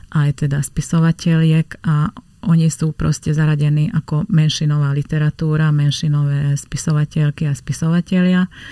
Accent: Slovakia; accent: Hungarian; Slovak is a second language; mám maďarský prízvuk

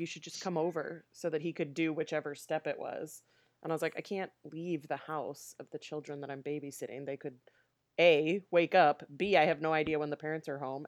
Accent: Aurora, Illinois, United States; also born or lived in Nebraska; we moved to the Chicago suburbs before I started kindergarten

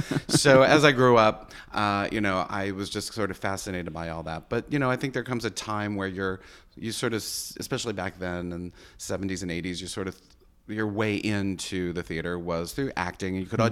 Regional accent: Nashua, New Hampshire, United States; Well, I grew up in Nashua, New Hampshire, and going to theater all the time.

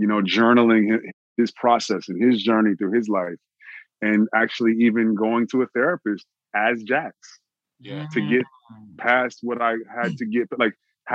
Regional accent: Austin, Texas, United States; now in Los Angeles, United States; I'm from Austin, Texas

